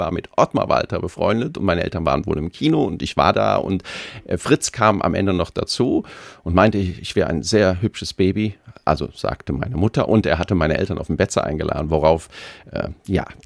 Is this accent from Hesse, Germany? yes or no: no; Koblenz, Rhineland-Palatinate, Germany; also born or lived in Kaiserslautern; Das ist meine Heimatstadt